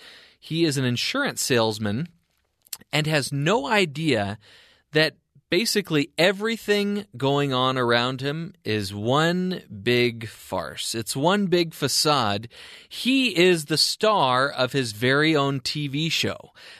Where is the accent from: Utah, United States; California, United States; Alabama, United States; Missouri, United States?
California, United States; Anaheim; moved away; also born or lived in Seattle; I'm from Anaheim, California